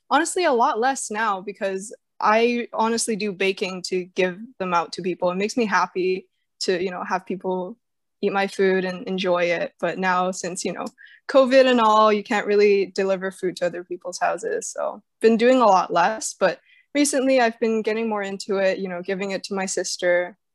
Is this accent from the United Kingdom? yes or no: no; Calgary, Alberta, Canada; born there; have much memory about Calgary, but uh, it was it was I just know it was cold. It was very cold. I was born in May